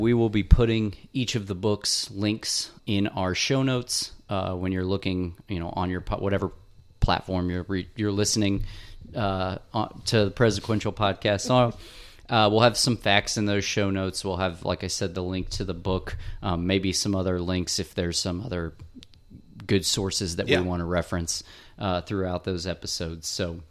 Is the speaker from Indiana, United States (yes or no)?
yes; Indiana, United States; born or raised there